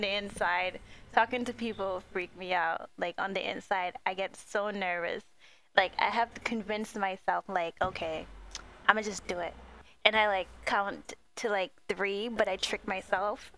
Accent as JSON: {"language": "English", "town": "New York City", "region": "New York", "country": "United States", "said": "we're New Yorkers"}